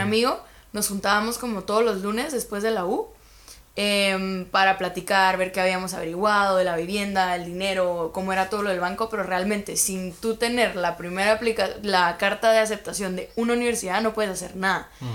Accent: Guatemala; moved away as an adult; now in Germany; soy de Guatemala

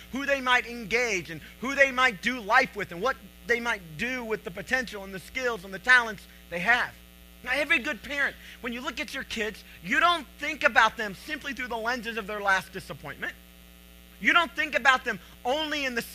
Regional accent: Cleveland, Tennessee, United States; I'm from Cleveland, Tennessee

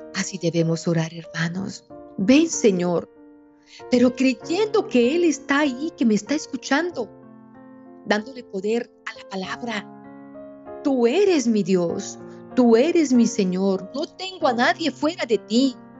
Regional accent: Colombia; aquí en Colombia, y en mi tierra somos sus hijos bobos

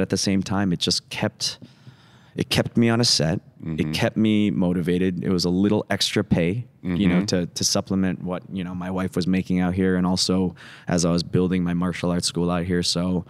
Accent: Midwest, United States; the type of house that we had growing up in the Midwest.

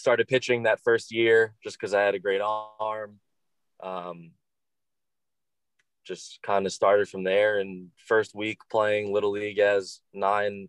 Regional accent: Long Island, New York, United States; also born or lived in Massachusetts; I was actually born in Massachusetts, family in Connecticut and Massachusetts, and then moved to Long Island when I was 3

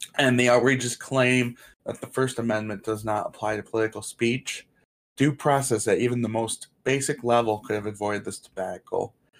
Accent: Portland, Michigan, United States; my hometown, Portland

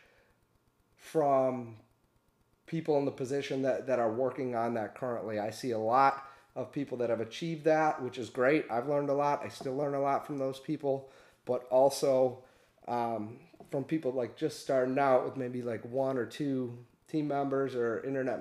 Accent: Michigan, United States; also born or lived in Detroit, Michigan; We're from Michigan. I live in Detroit, Michigan. But we moved all around the state

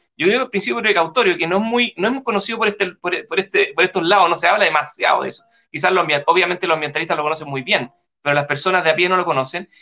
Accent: Chile

